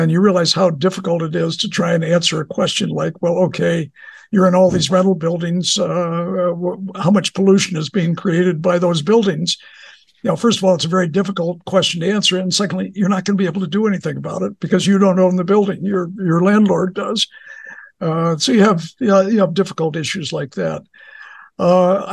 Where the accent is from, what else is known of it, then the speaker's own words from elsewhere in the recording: Toledo, Ohio, United States; moved away; I grew up in Toledo, Ohio